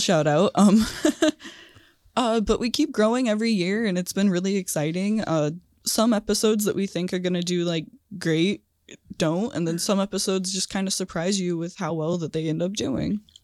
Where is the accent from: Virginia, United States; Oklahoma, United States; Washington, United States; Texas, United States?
Washington, United States; Little Rock; also born or lived in Lacey, Washington; I was born in Lacey, and then I grew up, like, in a tiny town a little bit south of Olympia